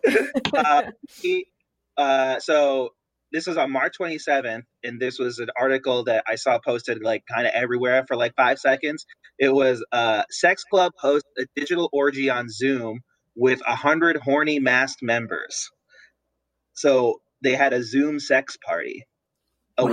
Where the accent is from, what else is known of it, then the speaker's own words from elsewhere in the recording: New Jersey, United States; moved away; I'm from New Jersey originally